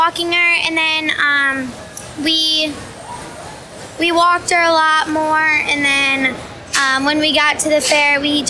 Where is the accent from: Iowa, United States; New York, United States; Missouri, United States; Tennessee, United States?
Iowa, United States; also born or lived in Michigan; Yeah, I'm from Ringgold County.